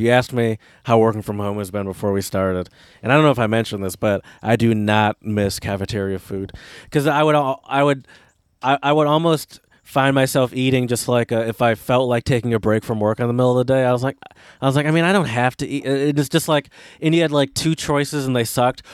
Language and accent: English; United States; I'm American